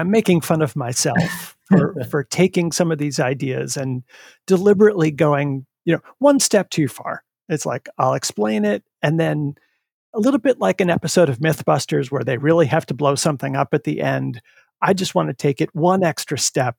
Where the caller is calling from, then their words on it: Needham, Massachusetts, United States; I am in Needham, just outside of Boston.